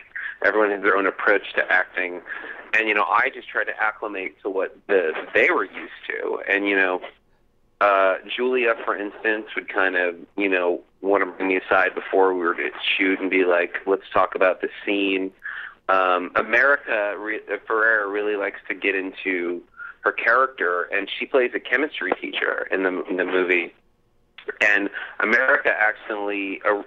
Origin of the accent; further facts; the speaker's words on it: New Orleans, Louisiana, United States; growing up in a city where hurricanes were constantly